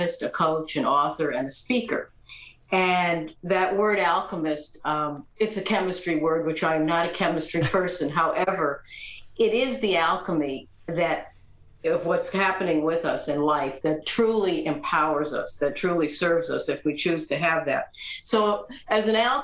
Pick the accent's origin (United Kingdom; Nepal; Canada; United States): United States; East Coast; I grew up on the East Coast in a traditional family